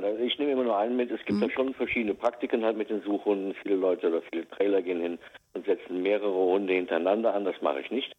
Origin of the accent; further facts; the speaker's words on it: Westerwald, Rhineland-Palatinate, Germany; ich komme aus dem Westerwald